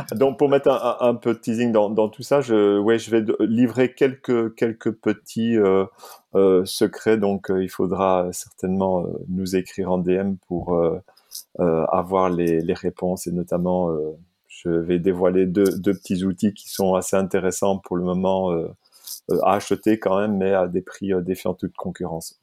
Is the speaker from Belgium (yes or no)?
yes; Liège, Wallonia, Belgium; now in France; je suis liégeois de naissance et français d'adoption.